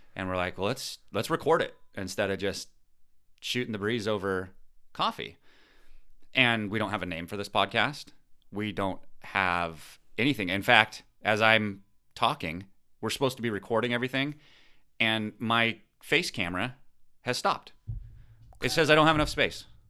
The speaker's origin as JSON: {"language": "English", "region": "Pacific Northwest", "country": "United States", "also_born_or_lived": "San Diego", "moved": "as an adult", "said": "we're from the Pacific Northwest"}